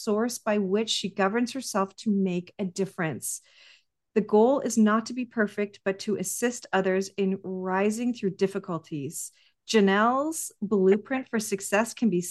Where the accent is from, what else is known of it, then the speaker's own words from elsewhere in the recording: Vancouver, British Columbia, Canada; I'm Canadian and I'm from Vancouver